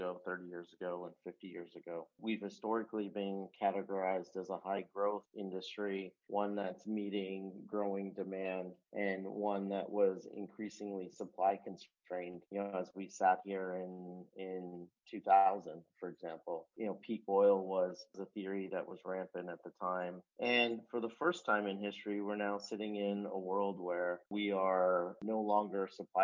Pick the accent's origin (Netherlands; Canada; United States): Canada; Calgary, Alberta; I was growing up in Calgary